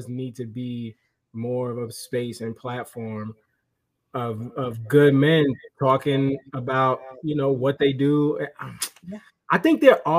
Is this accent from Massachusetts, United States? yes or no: no; New York City, New York, United States; I'm from Brooklyn, born and raised.